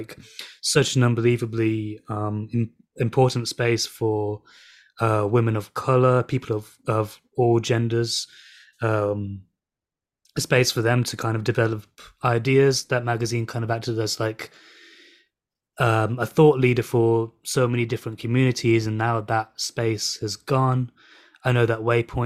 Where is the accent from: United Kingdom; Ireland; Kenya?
United Kingdom; England; also born or lived in Birmingham / London; I'm from Birmingham and London.